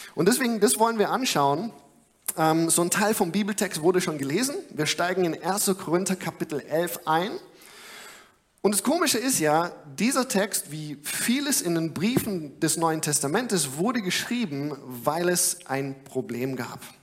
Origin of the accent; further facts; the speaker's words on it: Germany; ich als Deutscher